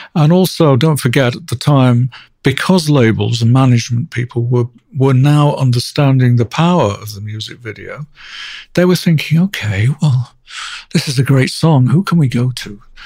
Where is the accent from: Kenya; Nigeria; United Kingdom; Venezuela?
United Kingdom; Manchester, North West England; I grew up um, in Manchester, outside Manchester